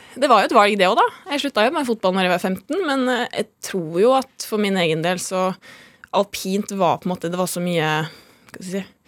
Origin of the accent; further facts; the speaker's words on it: Molde, Møre og Romsdal, Norway; Jeg er fra Molde.